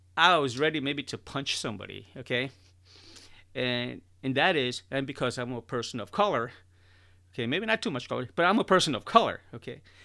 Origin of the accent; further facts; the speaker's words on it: Chicago, Illinois, United States; I'm originally born and raised in Chicago, and I'm talking about the inner city of Chicago